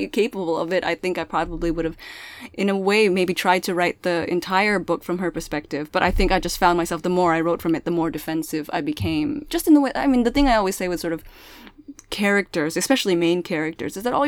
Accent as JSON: {"language": "English", "town": "Milpitas", "region": "California", "country": "United States", "tie": "born or raised there", "first_language": "Pangasinan", "second_language": "English", "said": "I grew up in Milpitas"}